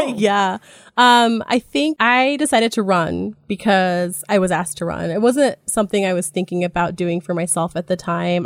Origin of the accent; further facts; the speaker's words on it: Jerome, Idaho, United States; moved away as an adult; also born or lived in Spokane, Washington; I was born in Jerome. Idaho, um, in the Great Magic Valleys